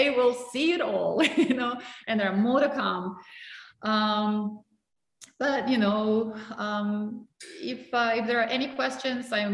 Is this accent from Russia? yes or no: yes; Russia; English is a second language; moved away